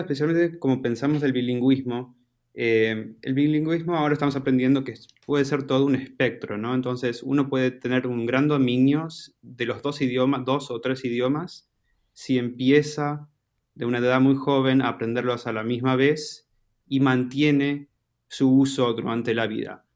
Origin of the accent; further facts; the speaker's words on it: Argentina; accent: Argentine; mi acento es de Argentina